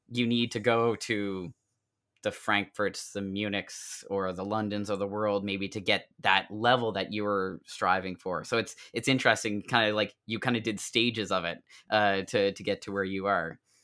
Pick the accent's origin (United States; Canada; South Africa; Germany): Canada; South Shore, Nova Scotia; moved away; I grew up on the South Shore